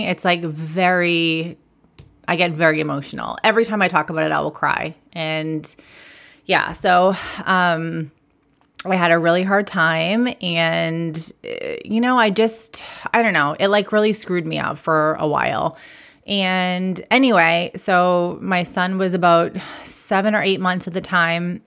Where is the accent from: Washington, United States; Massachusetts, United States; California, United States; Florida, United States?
Massachusetts, United States; I'm from Massachusetts. I am a proud masshole, as we like to call ourselves.